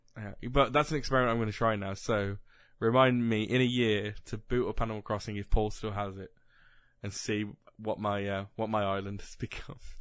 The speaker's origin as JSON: {"language": "English", "region": "West Midlands", "country": "United Kingdom", "said": "we're literally in the part of the country that if you went to Manchester, they would call us Southerners"}